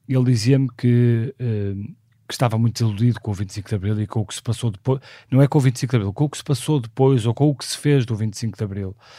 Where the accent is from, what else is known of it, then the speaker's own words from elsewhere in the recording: Porto, Norte, Portugal; nasci no Porto em 1976